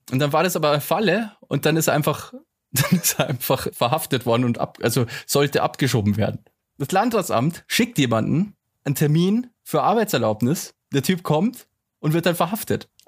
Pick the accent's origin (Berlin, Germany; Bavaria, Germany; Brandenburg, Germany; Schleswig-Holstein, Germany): Bavaria, Germany; Passau; aber bei uns in Passau ist ja vieles anders auch.